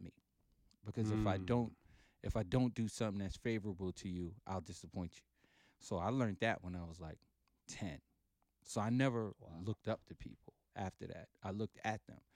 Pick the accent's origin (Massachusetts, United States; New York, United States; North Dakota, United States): New York, United States; New York City; also born or lived in Panama; I've lived in Brooklyn 51 and a half years